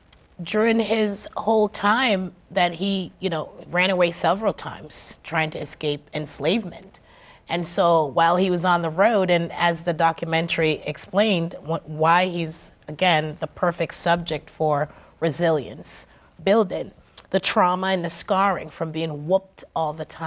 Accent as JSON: {"language": "English", "country": "Jamaica", "said": "So we are stewards of nature by birth. I'm Jamaican."}